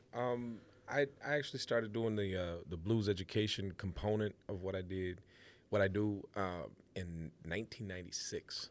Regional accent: Waterloo, Iowa, United States; the town that I grew up in in Waterloo, Iowa

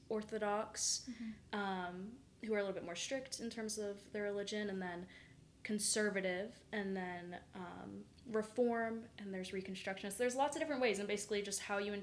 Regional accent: Charlotte, North Carolina, United States; moved away as an adult; now in Burlington, United States; I'm from Charlotte, North Carolina, and currently a junior at Elon University

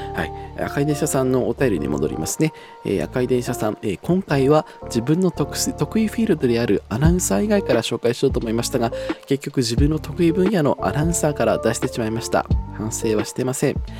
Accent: Tohoku, Japan; 私が東北出身なので

